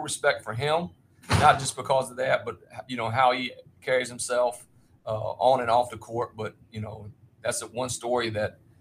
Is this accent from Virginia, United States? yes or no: yes; Virginia, United States; I was from Virginia